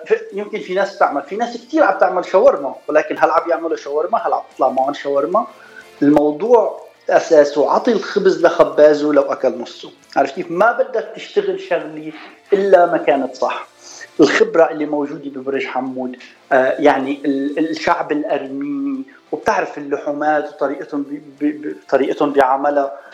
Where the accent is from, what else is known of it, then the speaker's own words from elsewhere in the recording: Suwayda, As-Suwayda Governorate, Syria; moved away as an adult; also born or lived in United States; now in Los Angeles, United States; أنا من السويدة، من سوريا